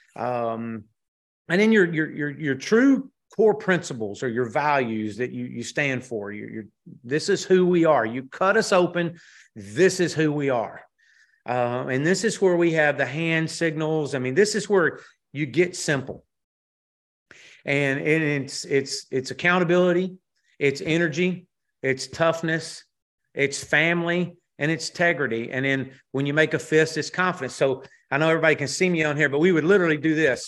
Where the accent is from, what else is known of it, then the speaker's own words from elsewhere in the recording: Texas, United States; moved away as an adult; come back to Texas, to my home state